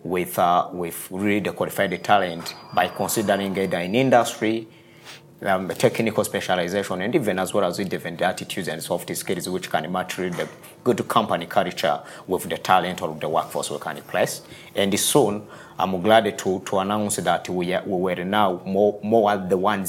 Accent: Rwanda; moved away as an adult; also born or lived in United States; I'm born in rural areas of Rwanda

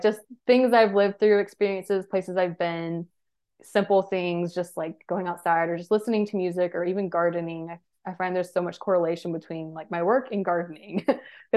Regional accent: Georgia, United States; I am from Georgia, so I'm used to the heat

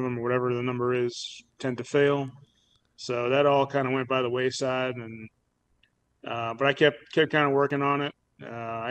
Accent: Massachusetts, United States; moved away as an adult; now in Roanoke, United States; I was born here in Roanoke, but lived most of my life up in Massachusetts

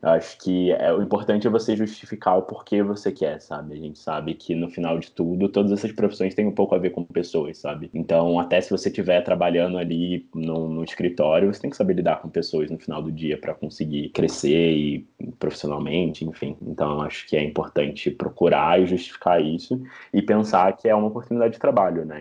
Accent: Rio de Janeiro, Brazil; now in São Paulo, Brazil; sou do Rio de Janeiro

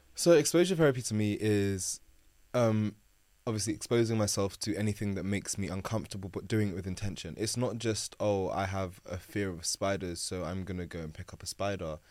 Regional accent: London, United Kingdom; born and raised in South London.

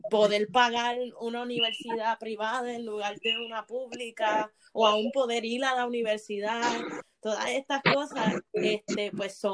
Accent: Puerto Rico; de la relación entre Puerto Rico y Estados Unidos, de cómo como puertorriqueños tratamos a nuestros hermanos dominicanos cuando viven entre

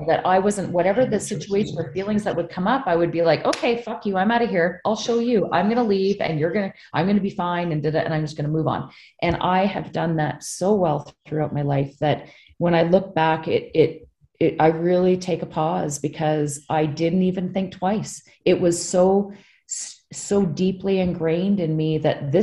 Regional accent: British Columbia, Canada; also born or lived in New Brunswick; I went to BC and I grew up out west.

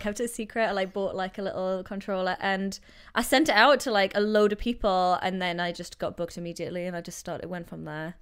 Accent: Newcastle upon Tyne, North East England, United Kingdom; moved away as an adult; also born or lived in London; now in Vancouver, Canada; I'm from Newcastle, north of England, as you know, northeast, and I moved out here five years ago

